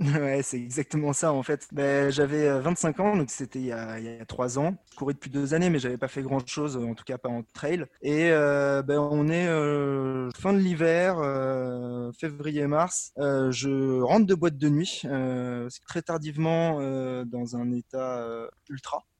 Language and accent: French; Paris, Île-de-France, France; je suis parisien